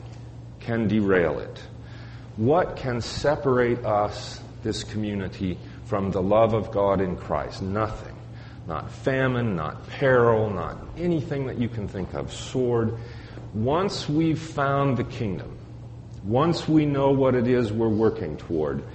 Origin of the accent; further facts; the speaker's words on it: Colorado, United States; Growing up in Colorado